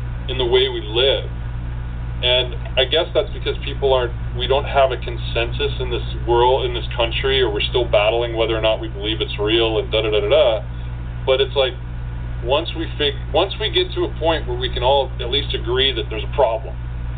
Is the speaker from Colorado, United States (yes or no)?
no; Washington, United States; moved away; I came from Washington State